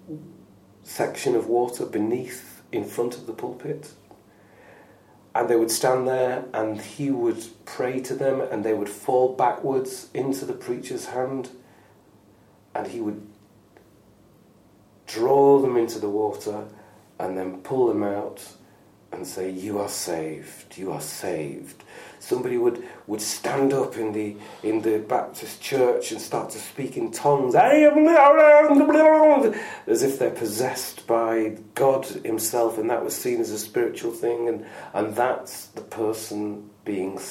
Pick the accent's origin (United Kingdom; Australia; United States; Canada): United Kingdom; Lancashire, North West England; also born or lived in Manchester; It is where I'm from